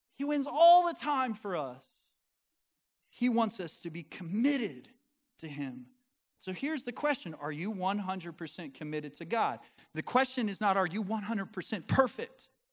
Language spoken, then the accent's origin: English; Colorado, United States; moved away as an adult; now in the US South; I'm from Colorado, my wife's from Montana